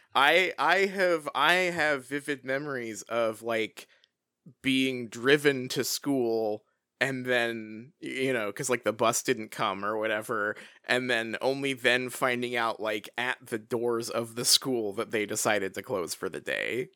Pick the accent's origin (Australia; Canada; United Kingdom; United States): United States; Washington; childhood experience growing up in Washington here